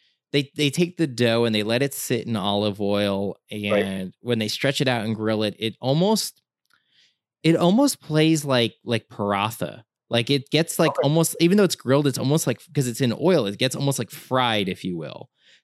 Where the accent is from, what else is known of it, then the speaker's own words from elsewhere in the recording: Fishkill, New York, United States; I'm a Hudson Valley native, so it's not a diss against the Hudson Valley. I just think it's funny I grew up in Dutchess County, so okay. I grew up in Fishkill